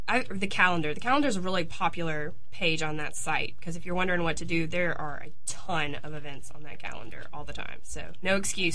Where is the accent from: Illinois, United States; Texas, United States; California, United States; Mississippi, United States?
Mississippi, United States; Hattiesburg; I'm from Hattiesburg.